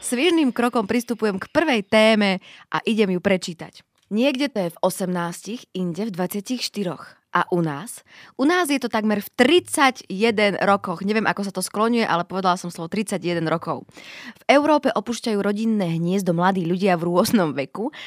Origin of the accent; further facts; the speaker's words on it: eastern Slovakia, Slovakia; moved away; som práve z východného Slovenska